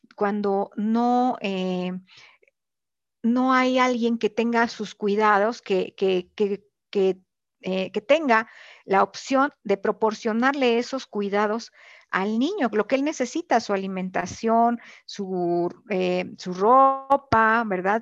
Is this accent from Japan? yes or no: no; Mexico; esta crianza que nosotros hemos tenido como mexicanos